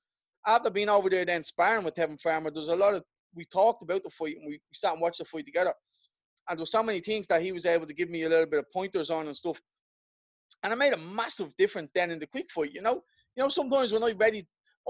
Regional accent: Ireland; I'm Irish

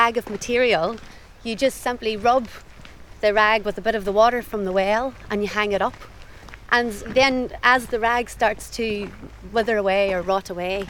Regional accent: Dungiven, Northern Ireland, United Kingdom; now in Somerset, United Kingdom; This is my hometown, yes.

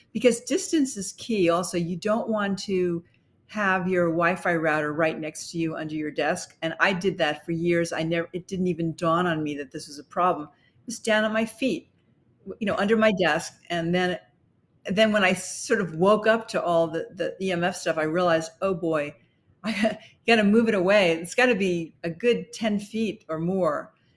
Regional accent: New York City, New York, United States; we lived in Brooklyn

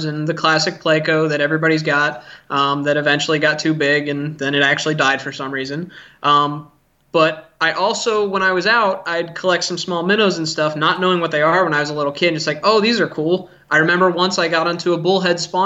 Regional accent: Schuylkill River, Pennsylvania, United States; moved away; also born or lived in South Dakota; I grew up on the Schuylkill River in Pennsylvania

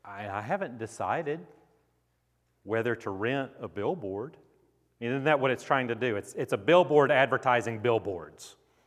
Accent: Grand Prairie, Texas, United States; I grew up in Grand Prairie, Texas

